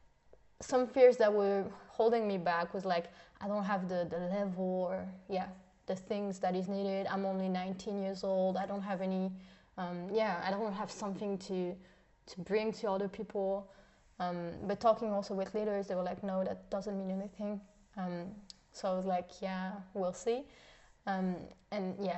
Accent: Switzerland; English is a second language; moved away as an adult; now in Germany

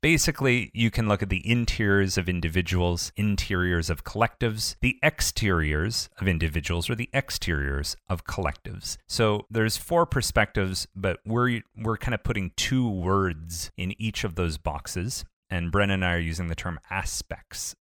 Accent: Ontario, Canada

